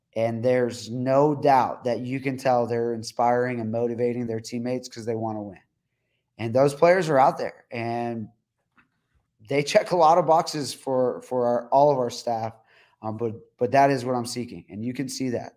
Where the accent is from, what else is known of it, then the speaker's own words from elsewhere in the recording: El Paso, Texas, United States; my hometown